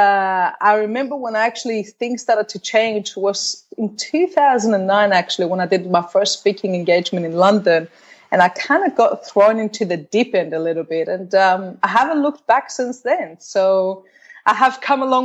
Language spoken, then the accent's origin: English; Australia; moved away as an adult; also born or lived in Cyprus; I grew up in Australia.